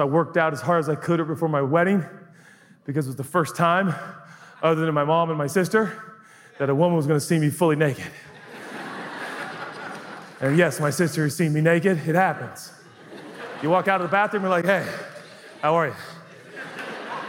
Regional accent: United States

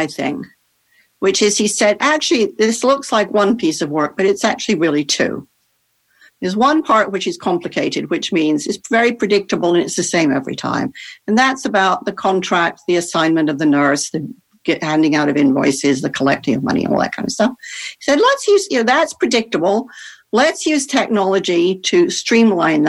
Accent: Netherlands; I grew up in the Netherlands

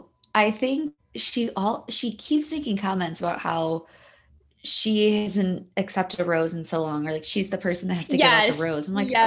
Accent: Chicago, Illinois, United States; Side of Chicago, actually. And I was trying to figure out today where she went to high school, because I'm from the South Side.

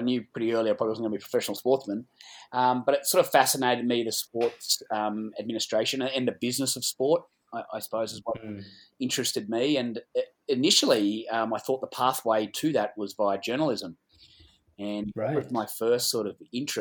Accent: Gold Coast, Queensland, Australia; moved away as an adult; now in Caulfield South, Australia; I grew up on the Gold Coast.

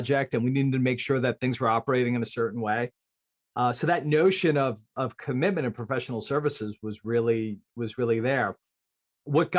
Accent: Northern New Jersey, United States; I'm growing up in Northern New Jersey

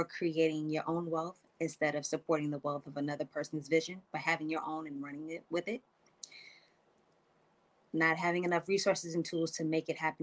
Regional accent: New York City, New York, United States; now in Atlanta, United States; I'm originally from Brooklyn, New York

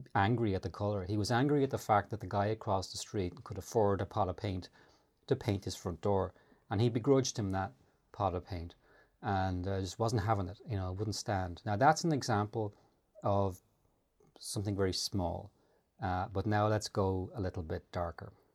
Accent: Ireland; moved away as an adult; I grew up in the Great Depression, because in the nineteen eighties, for Irish people, it kinda was

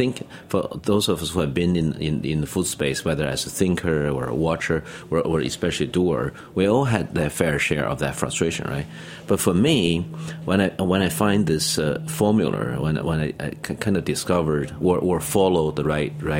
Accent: Beijing, China; moved away as an adult; now in New York, United States; I grew up in Beijing

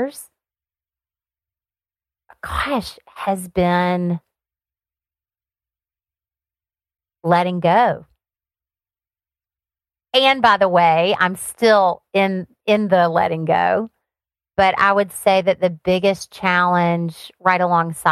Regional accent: Alabama, United States; moved away as an adult; also born or lived in Seattle, Washington; now in Florida, United States; So I grew up on a farm in Alabama. That's where my accent came from.

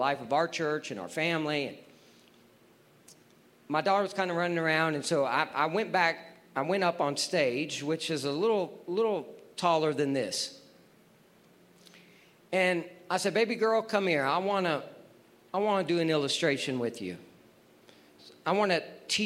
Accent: Texas, United States; I'm from Texas

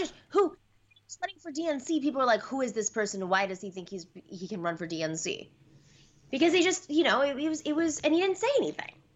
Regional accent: New York, United States; I'm from New York

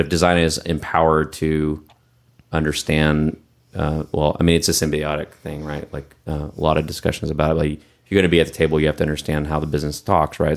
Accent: Texas, United States; moved away as an adult; I'm from Texas, too. I spent some time outside of Texas, and I, when I came back

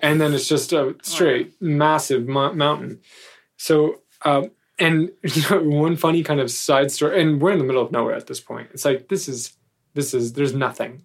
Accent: United States; as an American

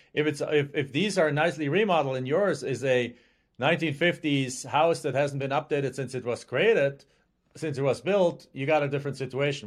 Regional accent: Germany; English is a second language; moved away as an adult; now in United States

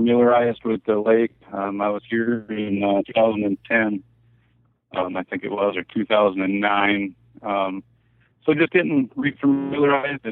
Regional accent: Green Bay, Wisconsin, United States; I grew up in basically in Green Bay, Wisconsin. I currently live just outside of Green Bay.

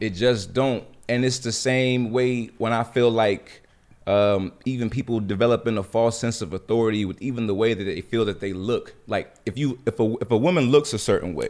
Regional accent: Jacksonville, North Carolina, United States; moved away; I lived in, born in Jacksonville, which was a small military town, you know, had a very, very humble beginning

